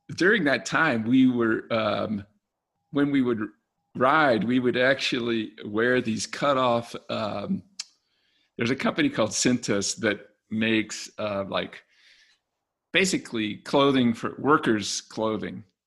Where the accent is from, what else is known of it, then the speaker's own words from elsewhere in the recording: Richmond, Virginia, United States; now in Golden, United States; I was born in Virginia, Richmond, Virginia, and now live in Golden, Colorado